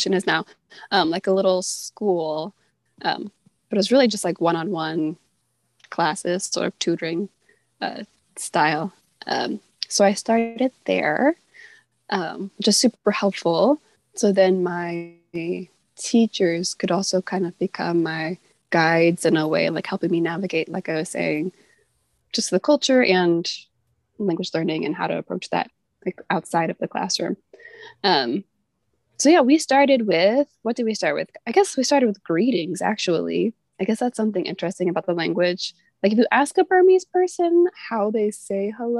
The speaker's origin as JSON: {"language": "English", "country": "United States", "accent": "American English", "first_language": "English", "moved": "as an adult", "lives_now": "Myanmar", "said": "My first language is English, American English"}